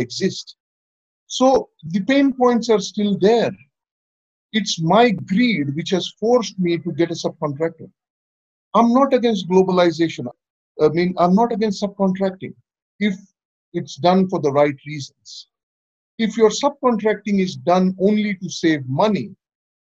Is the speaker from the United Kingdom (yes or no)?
no; India; I'm from India